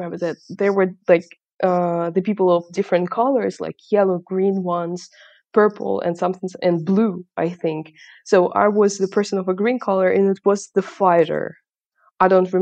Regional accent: Kharkiv, Kharkiv Oblast, Ukraine; English is a second language; I was born in Kharkiv.

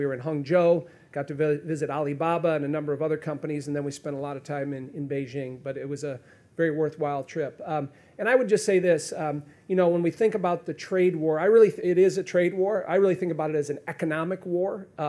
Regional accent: Peoria, Illinois, United States; My hometown is Peoria.

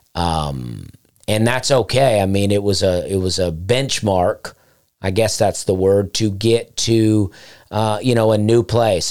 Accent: Alabama, United States; moved away as an adult; also born or lived in Charleston; I lived in Charleston and I'm from Alabama.

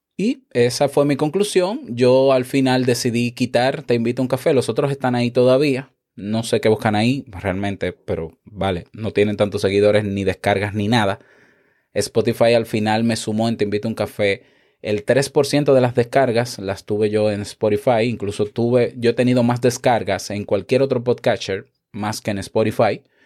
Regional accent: Dominican Republic; como decimos en mi país, República Dominicana, un maco

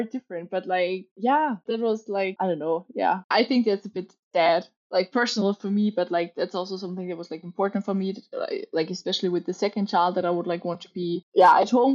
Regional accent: Austria; English is a second language; moved away as an adult; also born or lived in Copenhagen, Denmark; now in Denmark; I'm from Austria.

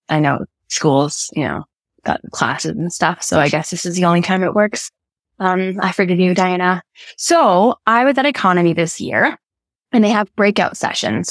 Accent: Canada

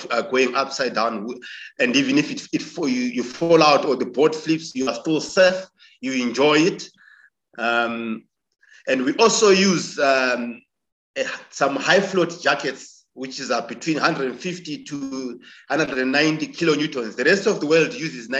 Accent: Victoria Falls, Matabeleland North, Zimbabwe; Born and bred in Vic Falls. I'm from a village close to Victoria Falls called Sizinda. I grew up there.

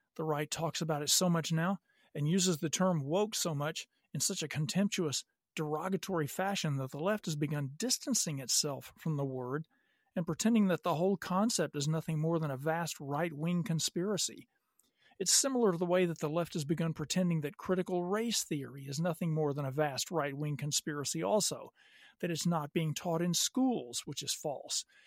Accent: Little Rock, Arkansas, United States; moved away as an adult; also born or lived in California; now in Los Angeles, United States; I grew up in Little Rock, Arkansas

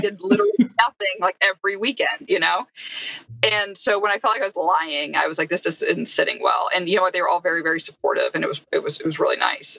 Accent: Canada; I'm not actually even American, I'm Canadian

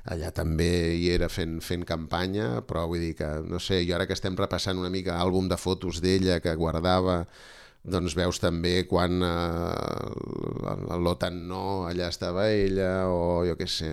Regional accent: Barcelona, Catalonia, Spain; jo sóc de la Bordeta

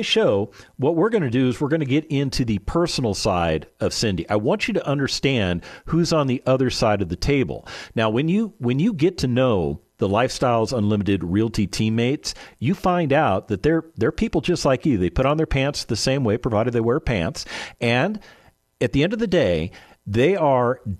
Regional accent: Texas, United States; as a Texan

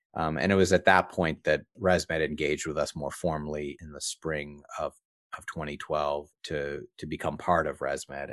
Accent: East Coast of Canada, Canada; I grew up on the East Coast of Canada

